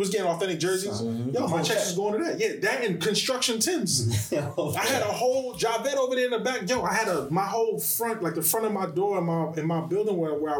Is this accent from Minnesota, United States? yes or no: no; New York City, New York, United States; us growing up in Brooklyn